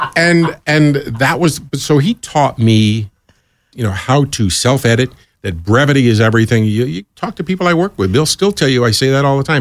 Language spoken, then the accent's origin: English; New York, United States; moved away as an adult; also born or lived in Southeast Georgia; I moved down south from New York and here I am with this kind of New York attitude, which I've always had, by the way